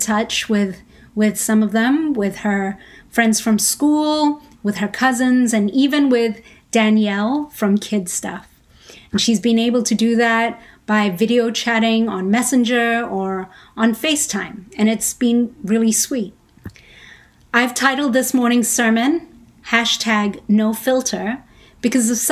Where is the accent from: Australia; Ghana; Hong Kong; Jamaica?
Hong Kong; moved away as an adult; also born or lived in Philippines; now in United States; I was born in Hong Kong